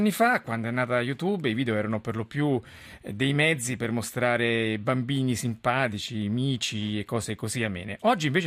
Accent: Messina, Sicily, Italy; born there; sono nato a Messina 31 anni fa

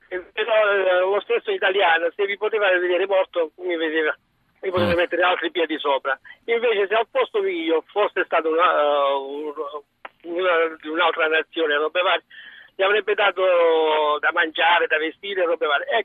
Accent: Italy

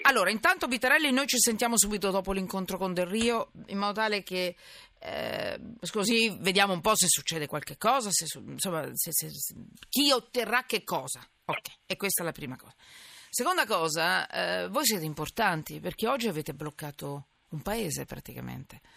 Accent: Milan, Lombardy, Italy; anch'io che sono milanese

